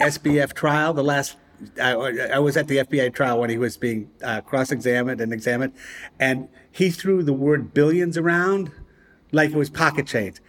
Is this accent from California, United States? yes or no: no; Providence, Rhode Island, United States; moved away; my hometown, Providence, Rhode Island